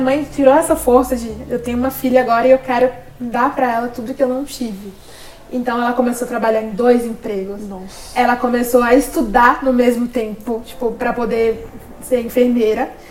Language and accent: Portuguese; Sergipe, Brazil; meu estado é pequeno, que eu sou de Sergipe